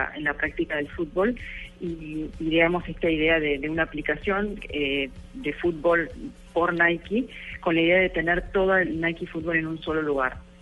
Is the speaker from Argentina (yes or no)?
yes; Argentina; Soy argentina